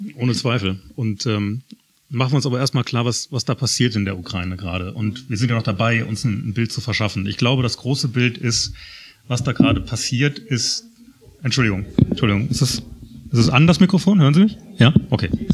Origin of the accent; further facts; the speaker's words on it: Germany; als Deutsche